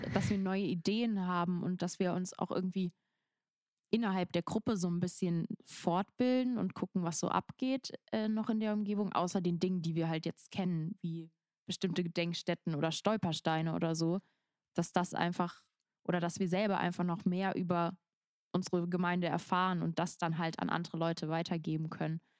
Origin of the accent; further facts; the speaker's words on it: Rhens, Rhineland-Palatinate, Germany; in meinem Heimatdorf äh, irgendwie so ein bisschen aus, halt in Rehens